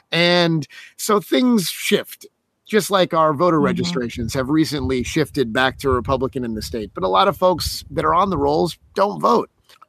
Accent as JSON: {"language": "English", "town": "Las Vegas", "region": "Nevada", "country": "United States", "tie": "born there", "said": "I was born in Las Vegas, Nevada, which happens to have a town in it called Winchester, and it resides right in Clark County."}